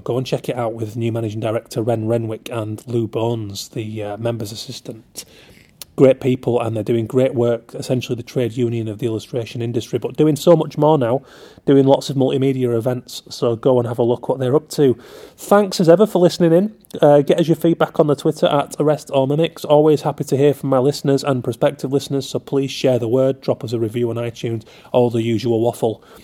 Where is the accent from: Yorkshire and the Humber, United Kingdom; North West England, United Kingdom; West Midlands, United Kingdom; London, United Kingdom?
Yorkshire and the Humber, United Kingdom; accent: Yorkshire; I hope you like a Yorkshire accent, because if not, I've kind of got a hard time changing it